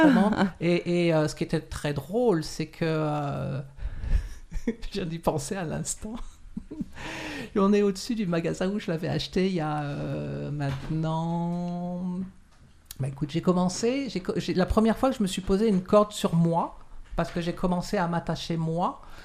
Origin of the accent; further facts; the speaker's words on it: France; moved away as an adult; also born or lived in Morocco / Quebec, Canada; now in Montreal, Canada; je suis né au Maroc de parents français. Euh, et je, suis arrivé en France, j'avais à peu près 5 ans. Et je suis arrivé ici, donc j'avais une quarantaine d'années.